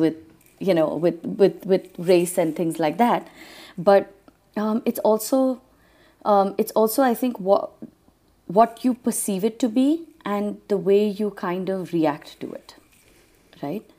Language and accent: English; Trinidad & Tobago; now in Bangalore, India; growing up in Trinidad